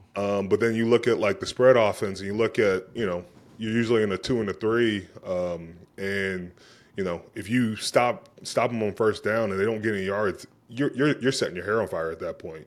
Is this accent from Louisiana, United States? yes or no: no; Pittsburgh, Pennsylvania, United States; I grew up in Pittsburgh